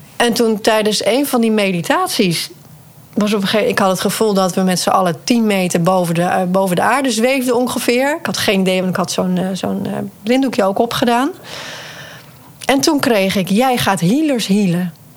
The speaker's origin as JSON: {"language": "Dutch", "region": "Friesland", "country": "Netherlands", "said": "ik kom uit Friesland"}